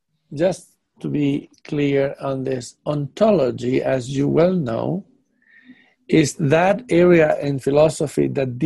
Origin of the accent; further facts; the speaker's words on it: England, United Kingdom; now in Netherlands; being a British man living in Netherlands, that Netherlands people do not think like British people.